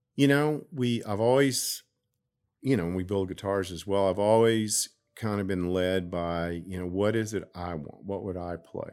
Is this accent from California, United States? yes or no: no; Dallas, Texas, United States; now in Garland, United States; I'm from Oak Cliff, but I've lived in Garland for forty years